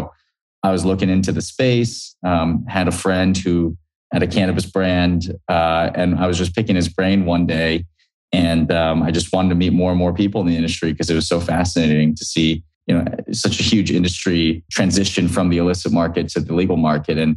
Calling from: San Francisco, California, United States; Yeah, I'm calling in from San Francisco today.

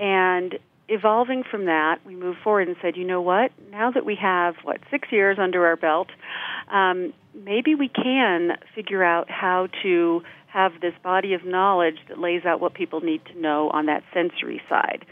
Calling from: Denver, Colorado, United States; I'm calling in from Denver, Colorado

